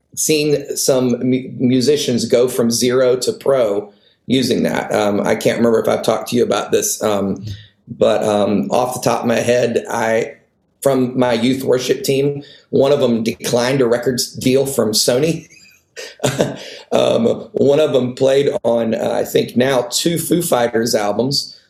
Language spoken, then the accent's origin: English; the North, United States; moved away; also born or lived in the South (US); in the culture I was raised in in the North